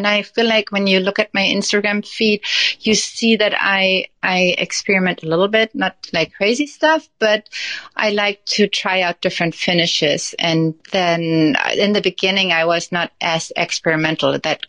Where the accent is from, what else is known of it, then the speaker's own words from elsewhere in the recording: Germany; moved away as an adult; now in United States; So we moved from Germany to the U.S., and that was 14 years ago.